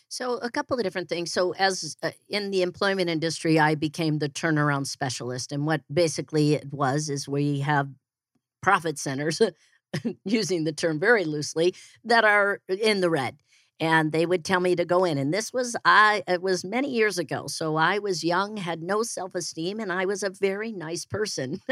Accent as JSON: {"language": "English", "town": "Naperville", "region": "Illinois", "country": "United States", "also_born_or_lived": "Denver, Colorado", "moved": "as an adult", "lives_now": "Phoenix, United States", "said": "I am originally from Chicago. I like to say I'm from Chicago. It just sounds really cool. Uh, I'm actually from Naperville."}